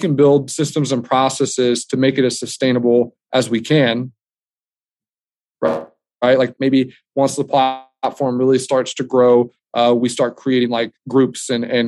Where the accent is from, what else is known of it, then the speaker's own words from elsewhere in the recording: United States; us being American